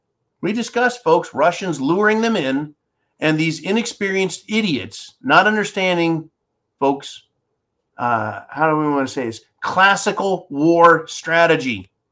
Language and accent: English; United States; as an American, when I was a boy